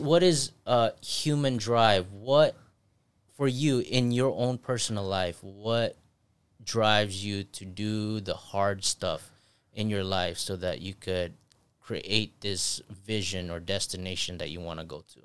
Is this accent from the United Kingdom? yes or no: no; Philippines; moved away; I grew up in Philippines